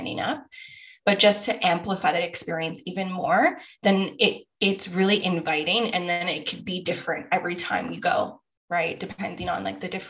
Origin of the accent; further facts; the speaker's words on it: Toronto, Ontario, Canada; I grew up in Scarborough